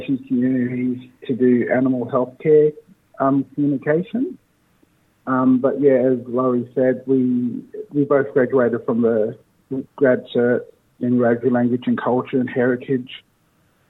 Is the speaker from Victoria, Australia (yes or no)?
no; Leeton, New South Wales, Australia; also born or lived in Wagga Wagga; I was born here in Wagga Wagga. I grew up in a small town not far from here called Leeton